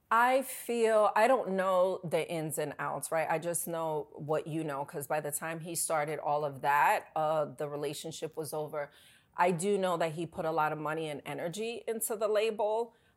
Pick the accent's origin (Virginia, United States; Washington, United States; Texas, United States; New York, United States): New York, United States; New York City; also born or lived in Bronx; I grew up in New York